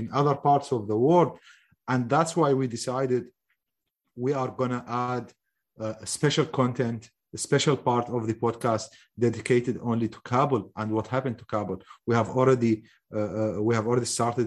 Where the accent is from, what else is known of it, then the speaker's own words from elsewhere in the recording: Mosul, Nineveh, Iraq; I am from the occupied Mosul.